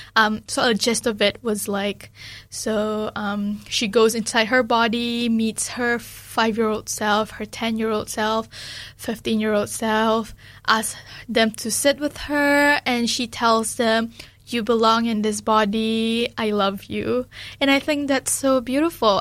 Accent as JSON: {"language": "English", "country": "Malaysia", "moved": "yes", "lives_now": "New Zealand", "said": "especially being Malaysian, that is very important for me too"}